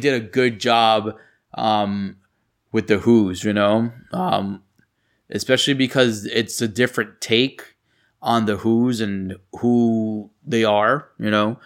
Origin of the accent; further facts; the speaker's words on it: New York, United States; growing up in New York